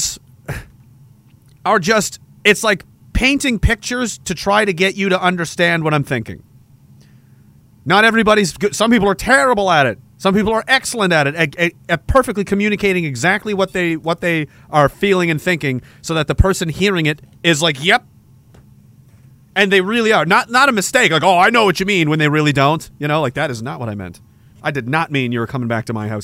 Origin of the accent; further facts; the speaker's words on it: Canada; As a soldier of the military of this country